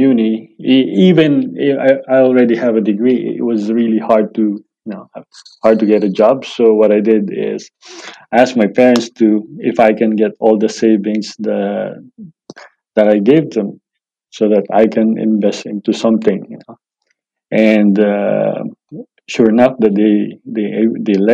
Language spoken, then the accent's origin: English; Manila, Metro Manila, Philippines; now in Australia; growing up in Manila, it's really good.